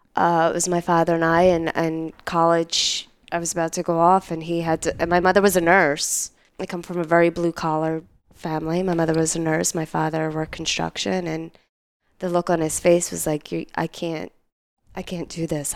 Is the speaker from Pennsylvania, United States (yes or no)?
yes; Philadelphia, Pennsylvania, United States; moved away as an adult; also born or lived in New York; I'm originally from Philadelphia, from Northeast Philadelphia